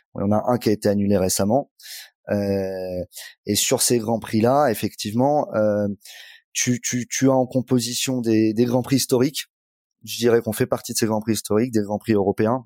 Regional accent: Angoulême, Nouvelle-Aquitaine, France; moved away; also born or lived in Bordeaux; moi, je suis charentais, je suis d'Angoulême. j'ai fait mes études là-bas.

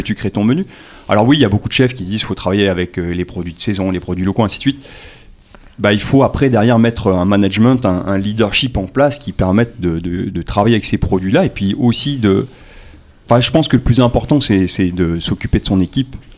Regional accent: New Caledonia; also born or lived in Tahiti; je suis né à Tahiti, je suis calédonien, j'ai grandi ici.

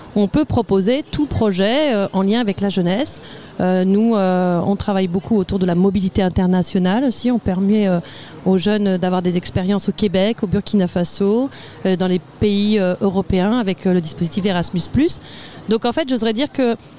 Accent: Normandy, France; je viens de Normandie, ça va peut-être s'entendre sur l'accent, j'ai pas votre accent.

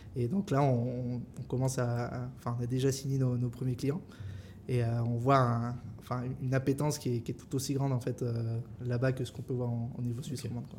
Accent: France; moved away as an adult; also born or lived in Vietnam / Singapore; je suis français à l'origine

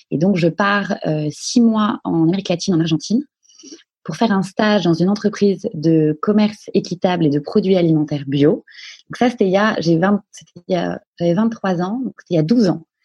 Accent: Paris, Île-de-France, France; moi, je suis née à Paris. Euh, j'ai vécu euh, toute mon enfance, euh, une enfance relativement calme, Paris 16e, dans des écoles privées.

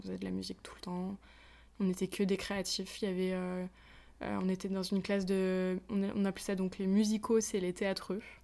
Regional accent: a small mountain village near Annecy, Auvergne-Rhône-Alpes, France; j'ai grandi perdu, perdu, perdu dans les montagnes, euh, dans une toute petite, dans un tout petit village

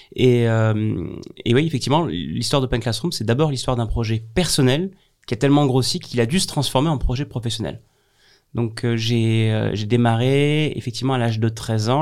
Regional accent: Avignon, Provence-Alpes-Côte d'Azur, France; chez moi, à Avignon

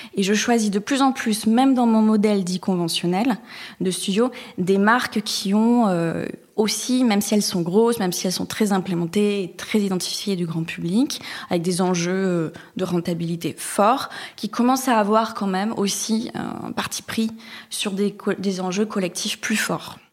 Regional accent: Bayonne, Nouvelle-Aquitaine, France; now in Marseille, France; je suis originaire et native de la côte atlantique. Je suis née euh, à Bayonne, plus précisément.

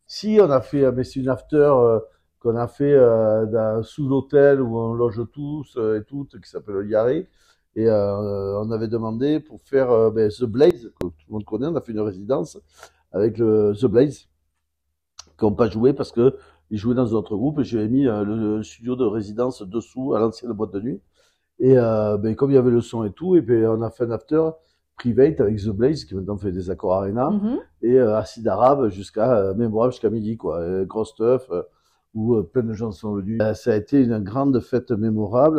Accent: Bordeaux, Nouvelle-Aquitaine, France; also born or lived in Basque Country / South-West France; en tant que Bordelais

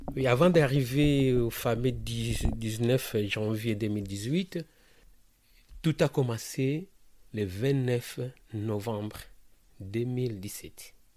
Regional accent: Kinshasa, DR Congo; moved away as an adult; now in France; Je suis né au Congo, à Kinshasa, la ville que j'aime beaucoup

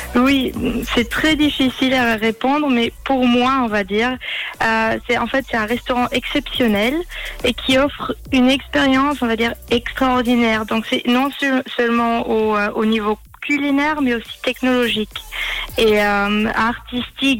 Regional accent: Austria; moved away as an adult; also born or lived in Switzerland / Côte d'Azur; j'ai grandi et je suis née en Autriche

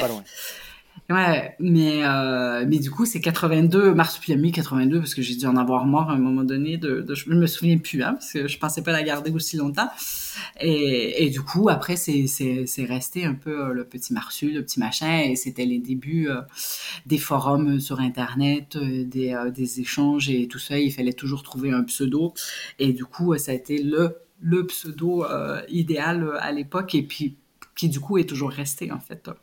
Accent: Montreal, Quebec, Canada; moved away as an adult; also born or lived in Switzerland / Belgium / Haiti; grandi à Montréal, en métropole

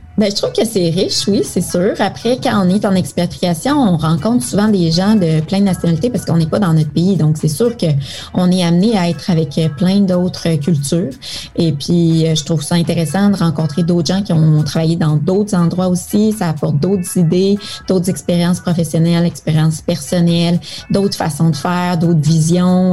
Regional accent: Quebec, Canada; moved away as an adult; also born or lived in Toulouse, France / Philippines; je suis née là, puis j'ai grandi au Québec

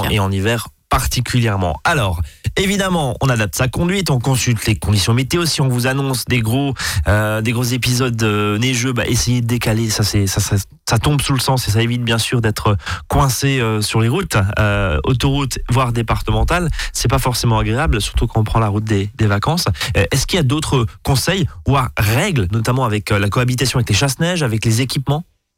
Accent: Alsace, Grand Est, France; chez nous en Alsace

